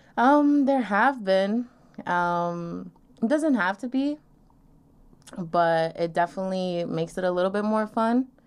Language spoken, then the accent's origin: English; Long Island, New York, United States; I'm twenty-two, from Long Island